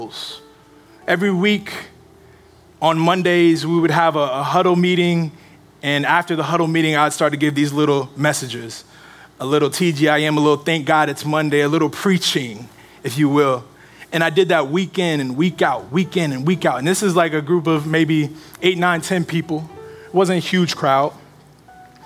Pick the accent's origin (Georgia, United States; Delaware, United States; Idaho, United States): Georgia, United States; moved away; I am from Georgia.